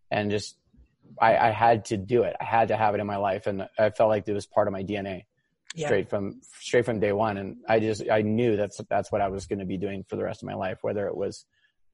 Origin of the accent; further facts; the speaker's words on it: Hawaii, United States; I grew up here in Hawaii. I was born and raised